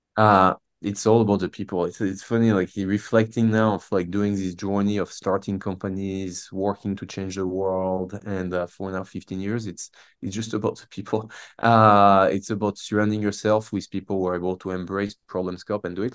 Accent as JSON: {"language": "English", "region": "south of France", "country": "France", "tie": "born or raised there", "moved": "as an adult", "lives_now": "Boston, United States", "said": "I grew up in France, um, born and raised in the south of France."}